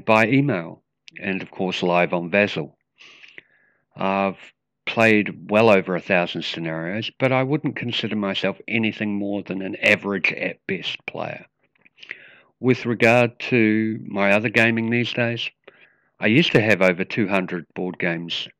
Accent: Wellington, New Zealand; I'm from Wellington, New Zealand.

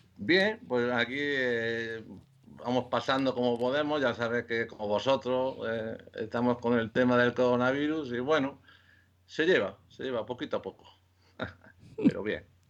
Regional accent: Córdoba, Andalusia, Spain; also born or lived in Lleida / Ceuta / Seville / Valencia; now in Madrid, Spain; nací en Córdoba, en Córdoba, en Andalucía

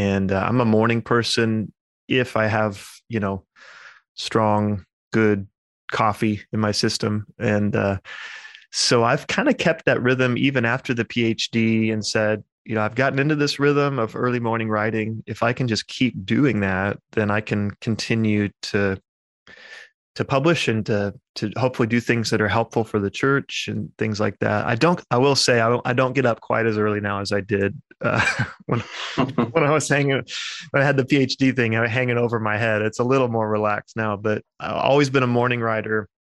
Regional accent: United States; also born or lived in England; I'm an American in that regard, even though I went over to England for my doctorate

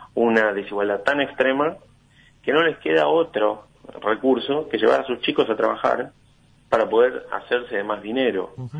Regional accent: Argentina; como argentinos

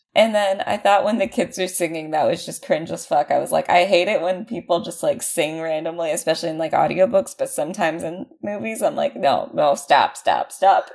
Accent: California, United States; I'm from California

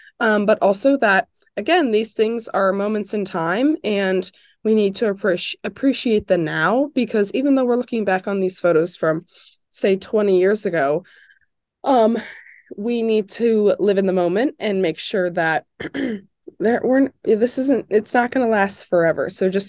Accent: Indiana, United States; So I am from Indiana, and I was super aware growing up of IU.

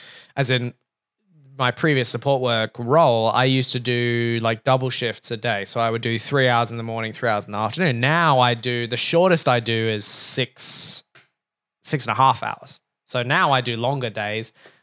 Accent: Brooklyn, New York, United States; And I was like, yeah, you know, I grew up in Brooklyn.

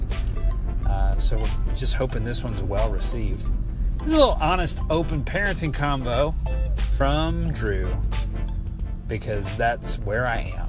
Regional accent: South Louisiana, United States; now in Anderson County, Kentucky, United States; I am from South Louisiana

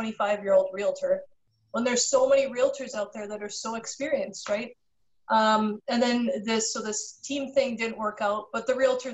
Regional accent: Canada; I got my Bachelor of Commerce from the University of Manitoba. I'm from Canada

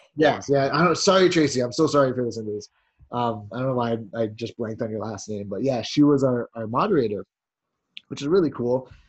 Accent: Jamaica

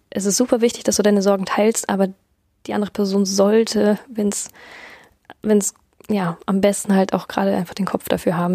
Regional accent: Germany; bei uns in Deutschland

